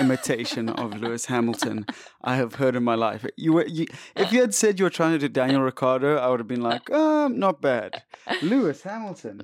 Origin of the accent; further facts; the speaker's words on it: South Africa; we're South African